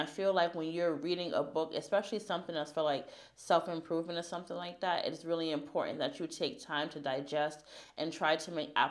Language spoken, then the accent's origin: English; United States; I'm American